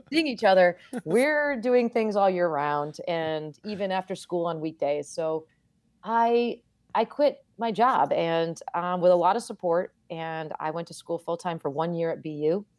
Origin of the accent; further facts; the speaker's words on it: Vermont, United States; moved away as an adult; I grew up in Vermont.